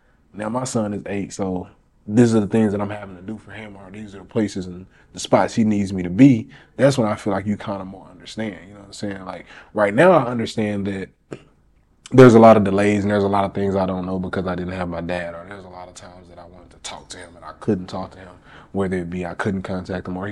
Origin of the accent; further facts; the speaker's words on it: Little Rock, Arkansas, United States; now in Dallas, United States; I'm from Little Rock, currently staying in Dallas